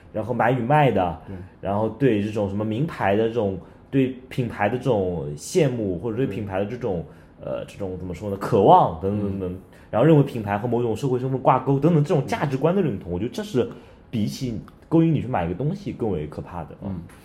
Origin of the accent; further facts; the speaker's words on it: China; 咱们作为中国人，咱们一看，哎呦，这欧洲啊